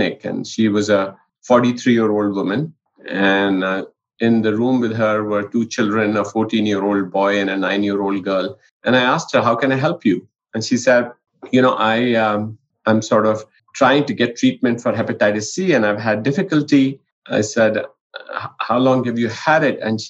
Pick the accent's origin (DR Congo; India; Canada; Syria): India; now in New Mexico, United States; I grew up in India in a household where both my parents were physicians